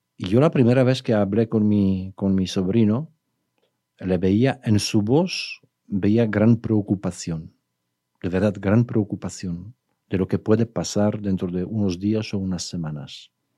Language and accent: Spanish; Poland; now in Guadalajara, Mexico; yo, como polaco